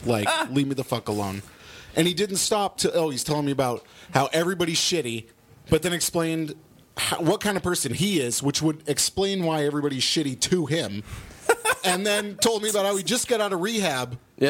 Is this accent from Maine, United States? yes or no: yes; Maine, United States; I grew up in Maine